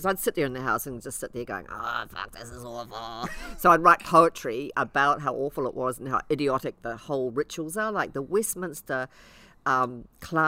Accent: Ireland; also born or lived in Coromandel, New Zealand; now in New Zealand; being Irish

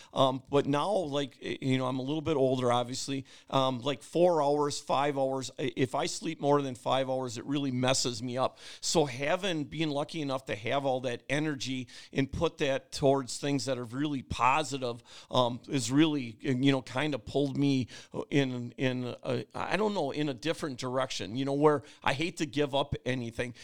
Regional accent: Oshkosh, Wisconsin, United States; also born or lived in Berlin, Wisconsin; I grew up in Oshkosh on Lake Winnebago

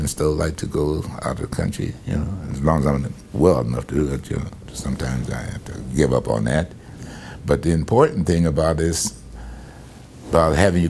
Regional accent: New York, United States; Cal, I'm from New York

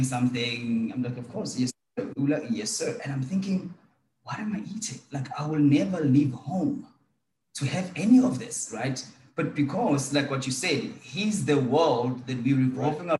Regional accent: Durban, KwaZulu-Natal, South Africa; I'm from South Africa, Durban

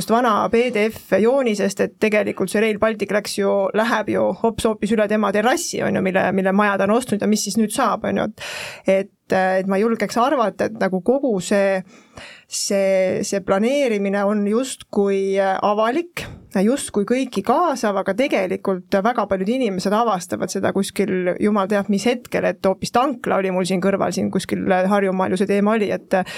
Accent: Pärnu, Pärnu County, Estonia; ma olen ise Pärnust pärit, väga hea rääkida sellel teemal kaasa

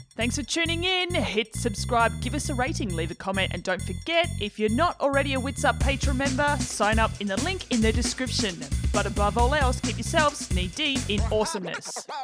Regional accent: Tasmania, Australia; now in Melbourne, Australia; I grew up in Tassie

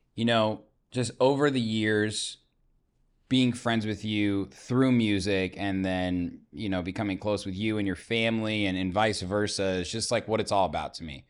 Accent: Zionsville, Indiana, United States; Indiana, man, you know, I'm from Zionsville

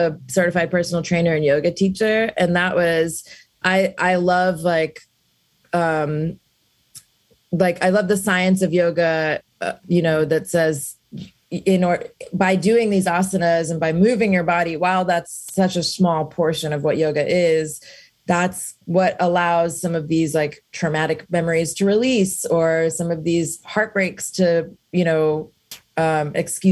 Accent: Alabama, United States; moved away; also born or lived in South India; I grew up in Alabama

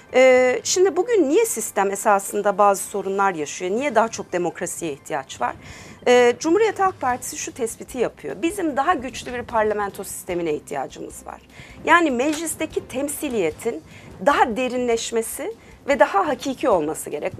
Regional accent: Turkey; also born or lived in United States; 4 yaşında Türkiye'ye gelmişiz. Dolayısıyla hani Türkiye'de yetiştim.

